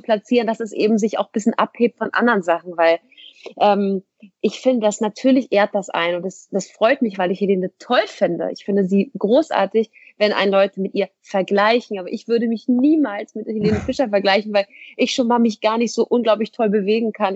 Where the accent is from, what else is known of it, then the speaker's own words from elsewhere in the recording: Hamburg, Germany; moved away as an adult; now in Essen, Germany; ich komme ja. aus Hamburg, um, bin da auch geboren, aufgewachsen